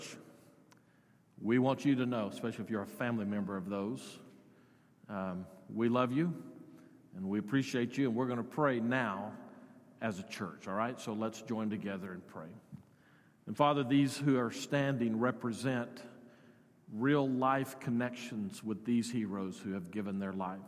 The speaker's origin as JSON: {"language": "English", "town": "Odessa", "region": "Texas", "country": "United States", "tie": "born or raised there", "said": "Teresa and I grew up in Odessa"}